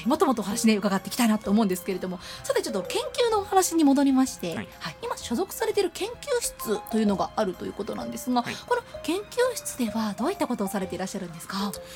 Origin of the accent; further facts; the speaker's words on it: Nara, Japan; moved away; 私も大学までは奈良の、はいはい、関西の方におりまして